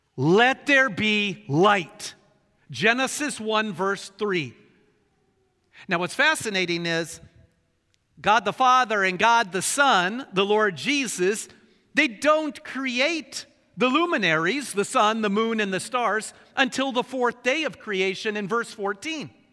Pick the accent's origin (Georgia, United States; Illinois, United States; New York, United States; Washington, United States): Washington, United States; Bremerton; also born or lived in Portland, Oregon; I grew up in Bremerton, and the street above ours was the legendary Candy Cane Lane. Nineteen years of enjoying Candy Cane Lane